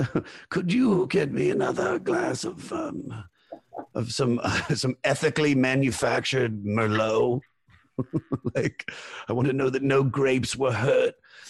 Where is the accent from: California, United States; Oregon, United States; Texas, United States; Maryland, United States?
Maryland, United States; Germantown; So I was born in the Washington, D.C. area in Montgomery County, Maryland, in a city called Germantown.